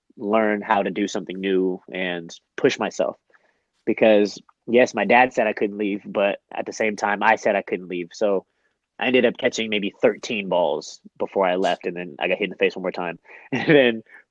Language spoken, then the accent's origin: English; Oakland, California, United States; moved away as an adult; now in San Diego, United States; I grew up in Oakland